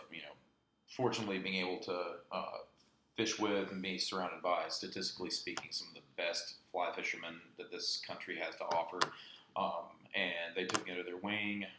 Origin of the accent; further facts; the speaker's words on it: Cullowhee, North Carolina, United States; I was born in the Caney Fork Valley out in Jackson County, so about 45 minutes west of here, a little bit further out in the Cullowhee area. But very, very fortunate getting to grow up here